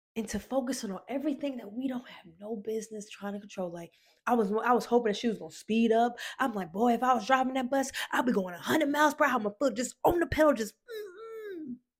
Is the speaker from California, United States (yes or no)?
no; Decatur, Georgia, United States; also born or lived in Atlanta, Georgia; I'm from Decatur, Georgia